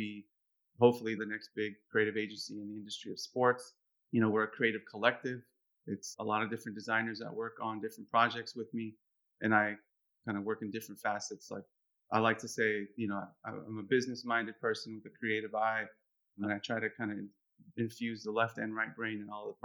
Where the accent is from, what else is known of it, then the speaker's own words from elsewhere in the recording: San Francisco, California, United States; I was born in the United States, born in San Francisco